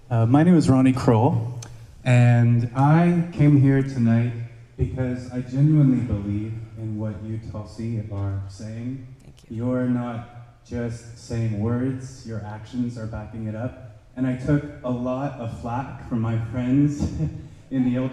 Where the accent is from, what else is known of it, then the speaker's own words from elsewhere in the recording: United States; I'm an American, and I also happen to be gay.